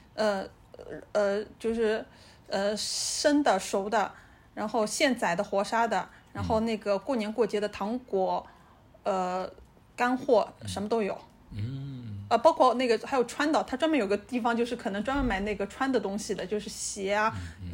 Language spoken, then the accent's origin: Chinese; Shanghai, China; 我们上海人